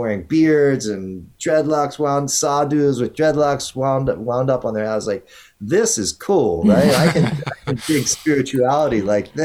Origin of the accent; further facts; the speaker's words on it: Maryland, United States; now in California, United States; where I grew up on the East Coast in Maryland